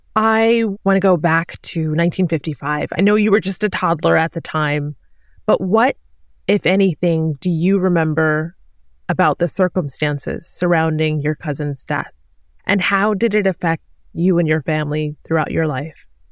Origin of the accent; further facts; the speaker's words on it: Chicago, Illinois, United States; I grew up in Chicago